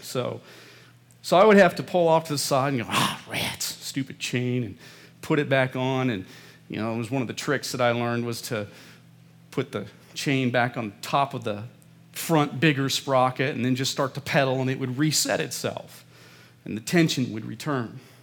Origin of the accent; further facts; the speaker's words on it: Midwest, United States; I was growing up in the Midwest